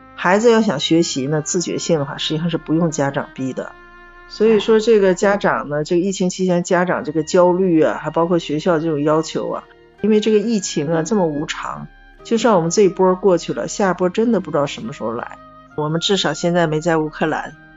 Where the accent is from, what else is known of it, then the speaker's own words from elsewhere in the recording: Dalian, Liaoning, China; 我们大连人